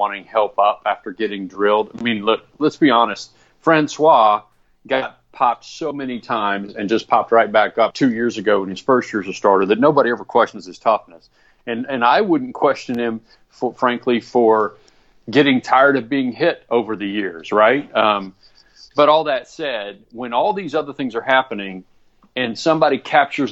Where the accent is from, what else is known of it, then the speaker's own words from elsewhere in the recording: Arkansas, United States; we both grew up in Arkansas